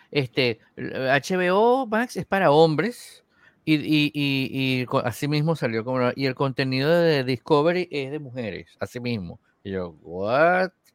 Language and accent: Spanish; Venezuela; Yo antes veía béisbol cuando era pequeño en Venezuela